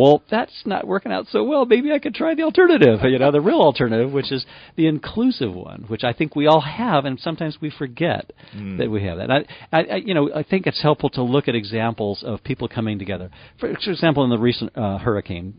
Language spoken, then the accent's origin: English; Livermore, California, United States; I grew up in Livermore, California